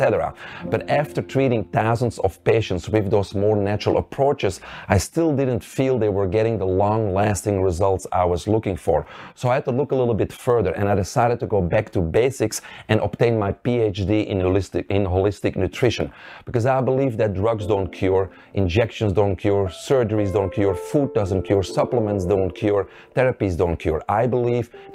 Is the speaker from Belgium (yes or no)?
yes; Belgium; moved away; I grew up in Belgium, which is a little country in the center of Europe.